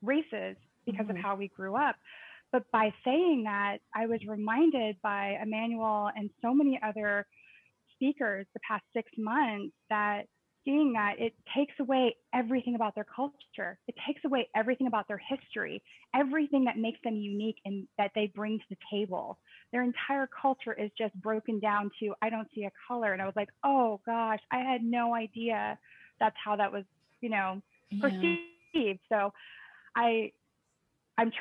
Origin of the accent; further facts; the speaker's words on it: Texas, United States; we grew up in Texas.